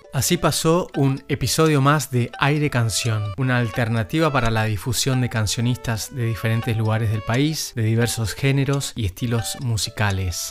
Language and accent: Spanish; Misiones, Argentina; músico misionero